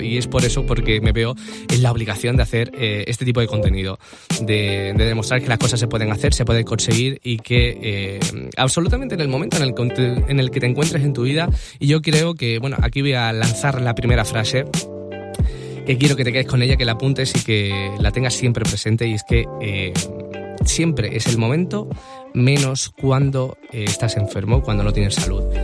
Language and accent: Spanish; a small town in the province of Seville, near Cádiz, Andalusia, Spain; accent: Andalusian; moved away as an adult; now in Madrid, Spain; soy de un pueblo muy pequeñito de Sevilla, soy andaluz